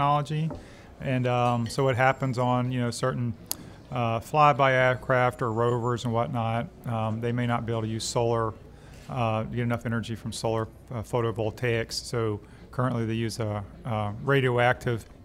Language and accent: English; Alexandria, Louisiana, United States; moved away as an adult; also born or lived in Arkansas / Indiana; now in Baton Rouge, United States; I'm from Louisiana, Alexandria originally